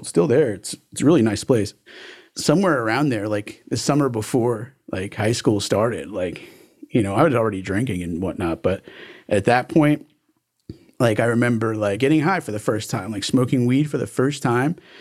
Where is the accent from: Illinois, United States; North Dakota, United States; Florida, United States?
Florida, United States; Miami Beach; also born or lived in New York; now in Broward County, United States; I came down here when I was, like, three or four years old and, uh, grew up in Miami